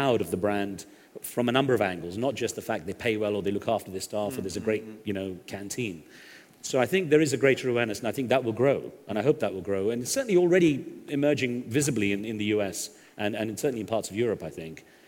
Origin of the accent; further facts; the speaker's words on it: United Kingdom; moved away; I grew up in Britain